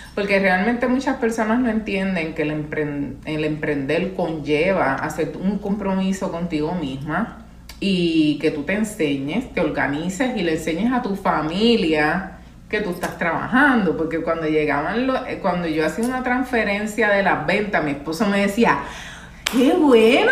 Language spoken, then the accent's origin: Spanish; San Juan, Puerto Rico; also born or lived in Carolina, Puerto Rico; yo soy puertorriqueña